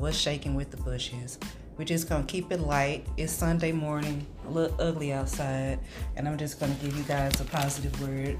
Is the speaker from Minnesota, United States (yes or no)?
no; St. Louis, Missouri, United States; I grew up here in St. Louis all my life. Walnut Park is where I started out, about, what, first 15, 16 years of my life. Then moved downtown to close to O'Fallon Place. It's Preservation Square now.